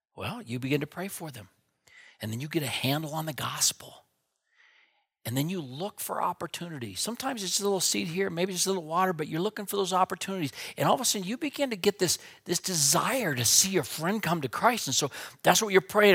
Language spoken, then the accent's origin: English; Wheatland, Wyoming, United States; also born or lived in Minneapolis; I grew up out here in Wyoming, and my dad was a pastor in Wheatland